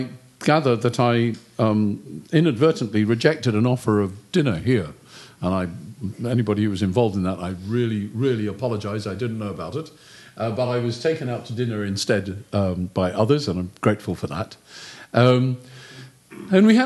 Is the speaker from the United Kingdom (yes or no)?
yes; United Kingdom; I'm British